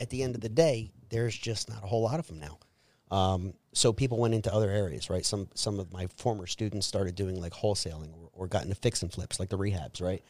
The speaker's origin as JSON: {"language": "English", "town": "Trenton", "region": "New Jersey", "country": "United States", "tie": "born or raised there", "said": "I was born and raised in Trenton, New Jersey"}